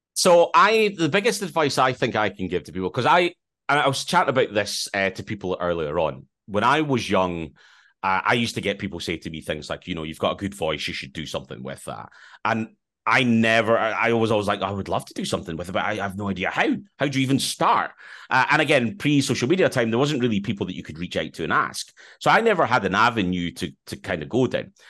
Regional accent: Edinburgh, Scotland, United Kingdom; accent: Scottish

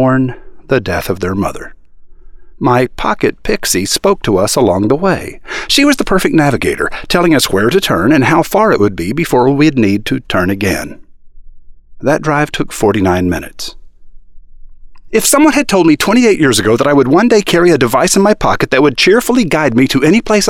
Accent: United States; I am an American ad man

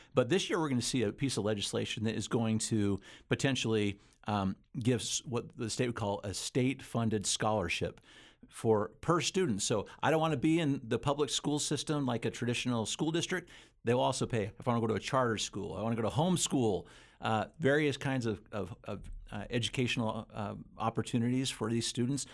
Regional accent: Utah, United States; also born or lived in Idaho; I'm, I'm from Utah primarily. Utah and Idaho are the two places where I've, where I've grown up

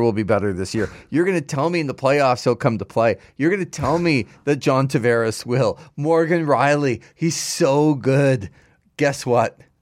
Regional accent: Markham, Ontario, Canada; my hometown of Markham, Markham Fairgrounds

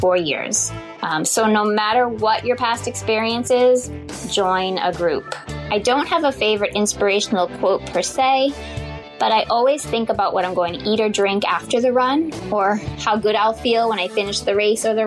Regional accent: just south of Boston, Massachusetts, United States; moved away as an adult; now in Maui, United States; I'm from Massachusetts, just south of Boston, but I've lived on Maui for almost 5 years

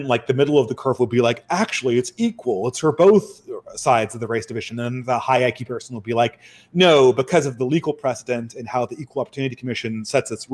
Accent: California, United States; I come from California. I grew up in a very sort of pro-gay environment

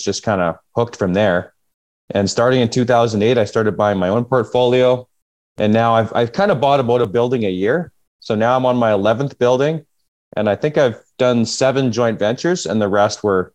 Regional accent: the Prairies, Canada; moved away as an adult; now in British Columbia, Canada; I'm predominantly from the Prairies. I'm born and raised. I mean, I grew up in a farming community of 2,500 people.

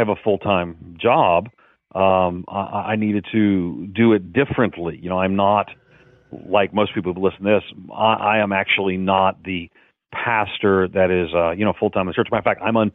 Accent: Long Island, New York, United States; now in Nashville, United States; I grew up on Long Island, just outside of New York City

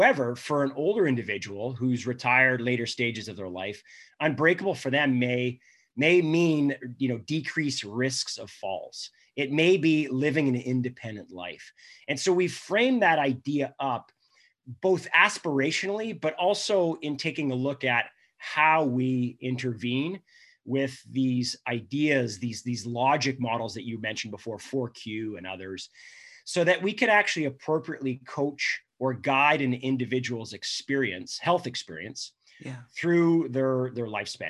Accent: Canada; being Canadian

